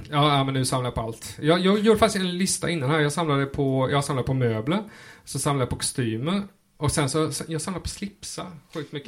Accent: Rottne, Kronoberg County, Sweden; Som smålänning i Rottne.

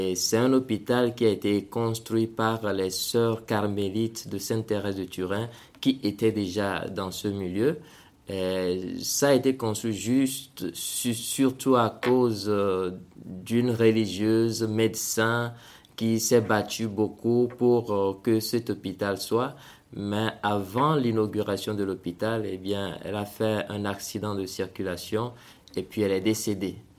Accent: Togo; moved away as an adult; now in Central African Republic; je suis né au Togo et j'ai, j'ai grandi au Togo jusqu'à avoir mon bac

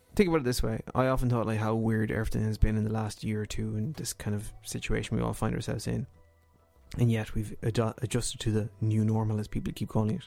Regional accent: Ireland; as a kid growing up in Ireland

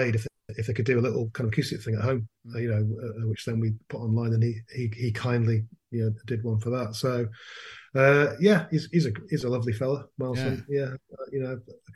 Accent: Manchester, North West England, United Kingdom; moved away as an adult; also born or lived in Leeds; I was born in Leeds. And my parents moved to Manchester when I was about three

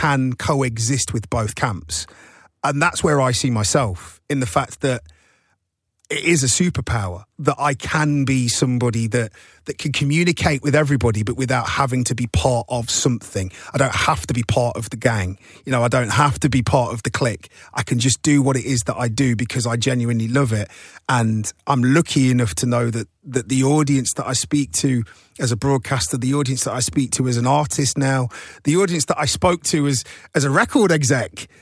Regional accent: Nottingham, East Midlands, United Kingdom; now in London, United Kingdom; I'm from Nottingham. I'm already from outside of here.

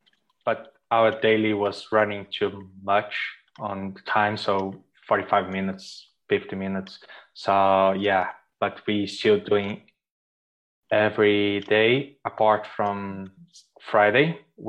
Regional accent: Brazil; English is a second language; moved away as an adult; now in Ireland; So yeah, I came from Brazil to Ireland after graduation. I used to work there before. So I came in 2012

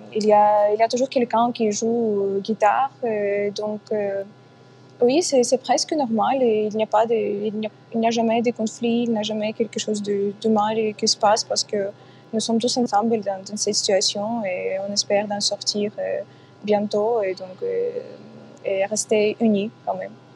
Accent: Kyiv, Ukraine; French is a second language; je ne peux pas quitter ma ville. Donc, c'est ma ville natale

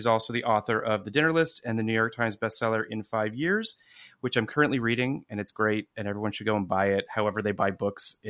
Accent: Toronto, Ontario, Canada; moved away; I'm from Toronto originally, so we didn't have Dean and DeLuca in Toronto

